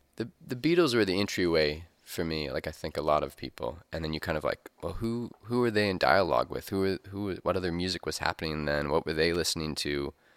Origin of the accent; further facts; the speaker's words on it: Missouri, United States; we're kind of in the crossroads here in Missouri